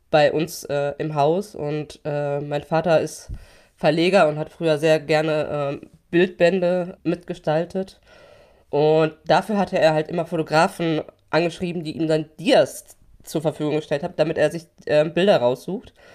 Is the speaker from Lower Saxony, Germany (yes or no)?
no; Hamm, North Rhine-Westphalia, Germany; Also, äh, genau, ich bin in Hamm in Westfalen aufgewachsen.